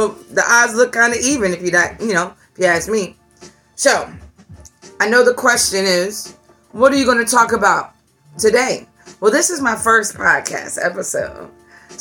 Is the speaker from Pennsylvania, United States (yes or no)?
no; Virginia, United States; I'm from Virginia